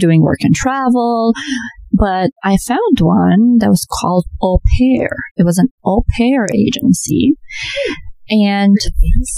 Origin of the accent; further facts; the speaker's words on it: Transylvania, Romania; English is a second language; moved away as an adult; also born or lived in New York, United States / Florida, United States; now in United States; I was born on a beautiful, beautiful summer day in the foothills of Transylvania